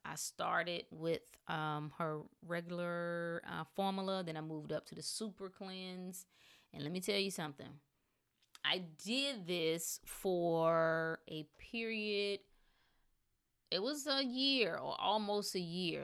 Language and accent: English; North Carolina, United States; I was from North Carolina